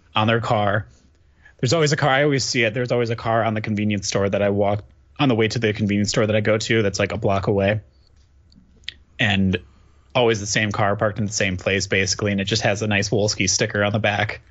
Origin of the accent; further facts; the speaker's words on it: Waupun, Wisconsin, United States; now in Milwaukee, United States; born and raised in Wisconsin. I live in Milwaukee currently